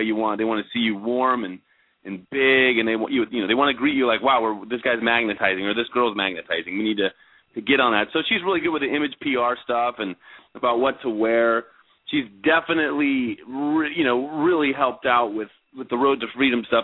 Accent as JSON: {"language": "English", "area": "Napa Valley, Bodega Bay wine country area", "region": "California", "country": "United States", "tie": "born or raised there", "also_born_or_lived": "San Francisco, California", "moved": "as an adult", "lives_now": "Los Angeles, United States", "said": "I'm from San Francisco, California. Was born and raised up in uh, beautiful Napa Valley, Bodega Bay wine country area"}